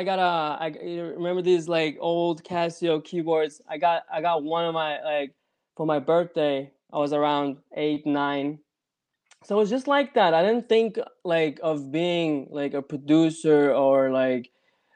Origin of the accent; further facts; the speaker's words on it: Denmark; also born or lived in Copenhagen, Denmark / Iran; I was born in Denmark, Copenhagen